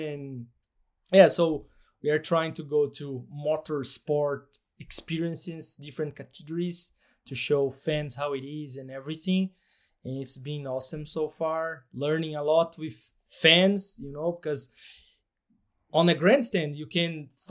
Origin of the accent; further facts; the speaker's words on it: Brazil; English is a second language; For those who doesn't know me, I'm from Brazil.